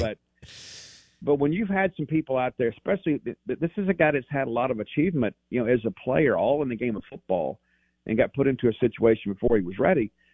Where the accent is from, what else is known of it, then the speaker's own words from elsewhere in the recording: South Mississippi, United States; I grew up in South Mississippi.